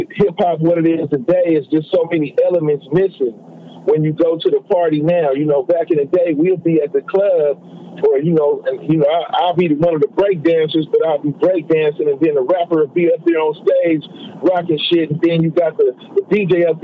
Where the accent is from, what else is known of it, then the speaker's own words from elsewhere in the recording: Oakland, California, United States; also born or lived in Texas / Houston; I was born in Texas, and you know, I was in East Oakland, you know, by the time I was 1 year old